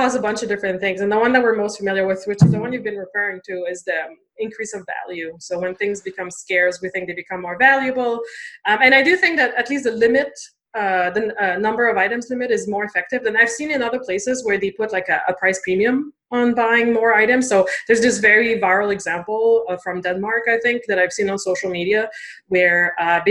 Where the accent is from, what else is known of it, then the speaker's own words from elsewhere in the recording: Canada; I am French Canadian